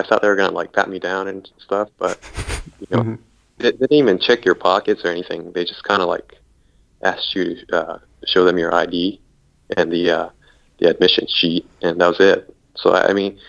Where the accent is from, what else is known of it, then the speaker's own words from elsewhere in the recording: Japan; now in United States; I grew up in Japan